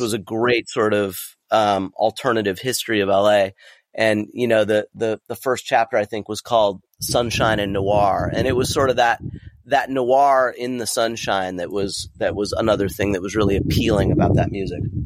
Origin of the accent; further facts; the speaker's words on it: Southern California, United States; growing up in Southern California in the early eighties, late seventies, early eighties